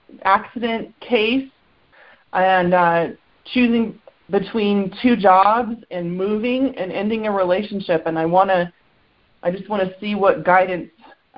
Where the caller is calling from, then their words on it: Denver, Colorado, United States; I'm in Denver, Colorado.